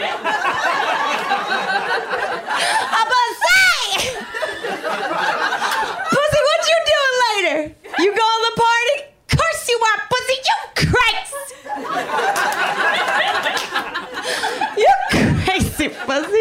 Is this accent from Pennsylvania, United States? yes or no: yes; Philadelphia, Pennsylvania, United States; moved away as an adult; also born or lived in New York; now in Los Angeles, United States; I am the youngest of six, and I grew up in Philadelphia